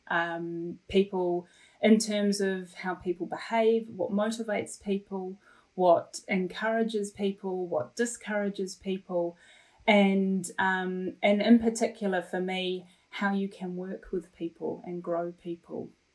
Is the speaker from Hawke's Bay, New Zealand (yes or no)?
no; Wellington, New Zealand; also born or lived in Ipswich, England / Felixstowe, England; when I was ten years old, my family immigrated to New Zealand, uh, and we made Wellington our humble home. A beautiful, beautiful city, and a wonderful place to grow up in.